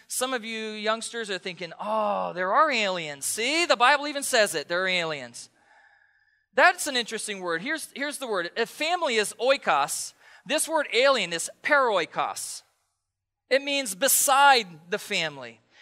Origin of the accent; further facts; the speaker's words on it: East Coast, United States; now in Pacific Northwest, United States; I grew up on the East Coast